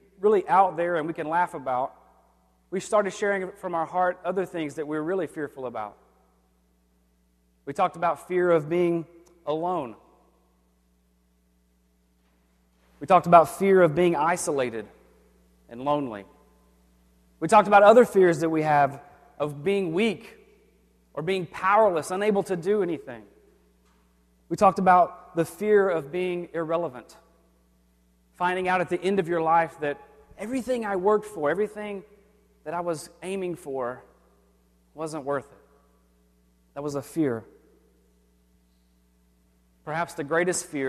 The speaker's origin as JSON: {"language": "English", "region": "the South", "country": "United States", "tie": "born or raised there", "said": "I grew up in the South, and thunderstorms were frequent"}